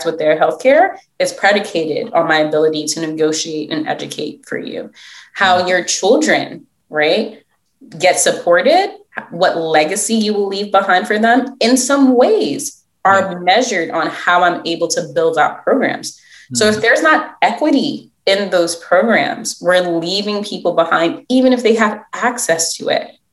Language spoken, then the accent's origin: English; New York City, New York, United States; first language English; also born or lived in Philadelphia; where I grew up in Brooklyn